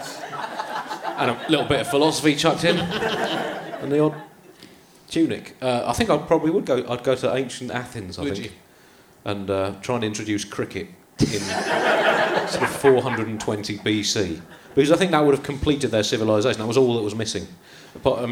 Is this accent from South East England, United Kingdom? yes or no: yes; Tunbridge Wells, South East England, United Kingdom; I grew up in Tunbridge Wells